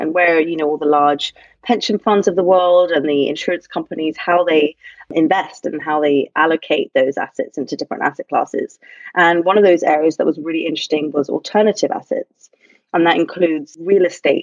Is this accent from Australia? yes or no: no; London, United Kingdom; moved away as an adult; now in New York, United States; I grew up in London